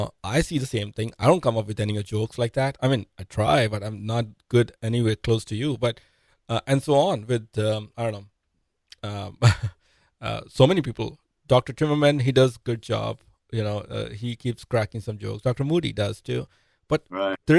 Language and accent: English; India; moved away; I'm an immigrant. I'm from India.